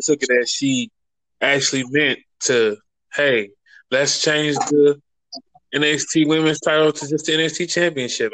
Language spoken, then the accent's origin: English; St. Louis, Missouri, United States; St. Louis, my hometown.